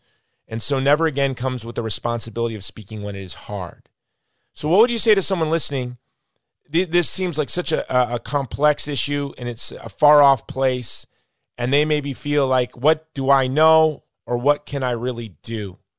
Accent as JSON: {"language": "English", "country": "United States", "said": "as an American, I have to say"}